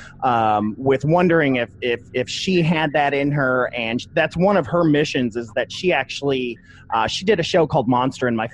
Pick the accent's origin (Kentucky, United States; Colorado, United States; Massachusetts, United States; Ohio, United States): Ohio, United States; Toledo; I'm from Toledo, Ohio